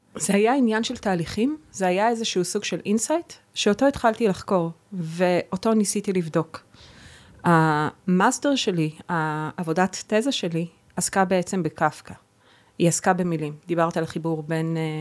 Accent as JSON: {"language": "Hebrew", "country": "Israel", "also_born_or_lived": "Boston / New York / Berlin", "first_language": "Hebrew", "moved": "as an adult", "said": "שפת האם שלי זו עברית"}